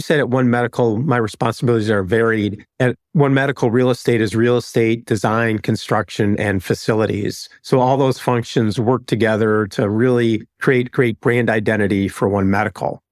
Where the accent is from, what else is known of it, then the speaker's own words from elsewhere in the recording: Chicago, Illinois, United States; moved away as an adult; also born or lived in Atlanta; I'm from Chicago, is, is my wife, but we moved to Atlanta for an opportunity